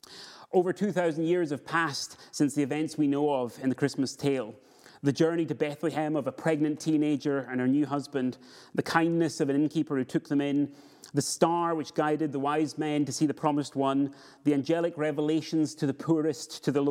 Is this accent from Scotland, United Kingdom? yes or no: yes; Scotland, United Kingdom; now in Edinburgh, United Kingdom; Where I grew up in the Borders, we did snow properly, and in years where we got it, we had absolutely tons of snow.